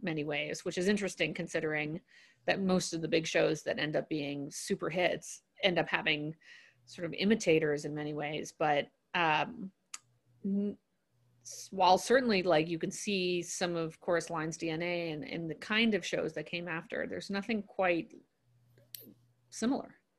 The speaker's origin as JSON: {"language": "English", "town": "New York City", "region": "New York", "country": "United States", "tie": "born or raised there", "said": "I grew up in New York City"}